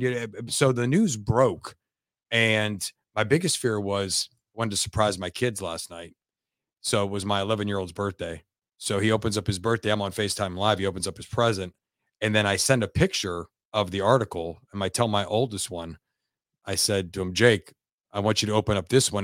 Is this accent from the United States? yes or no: yes; Youngstown, Ohio, United States; I'm from Youngstown, Ohio